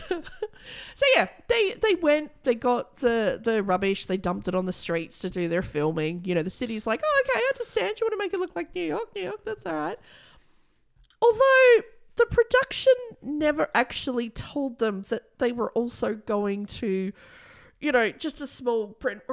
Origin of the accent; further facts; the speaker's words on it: Broken Hill, New South Wales, Australia; I grew up in, like, Broken Hill